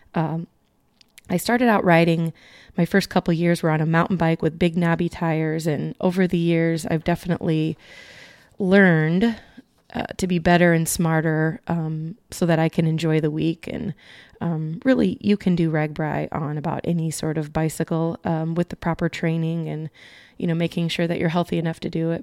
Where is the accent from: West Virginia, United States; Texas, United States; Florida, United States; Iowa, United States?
Iowa, United States; my home state is Iowa